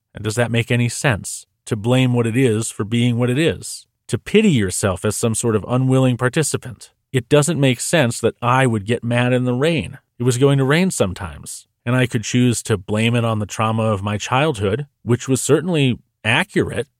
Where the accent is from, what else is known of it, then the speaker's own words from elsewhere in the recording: New Hampshire, United States; I grew up in New Hampshire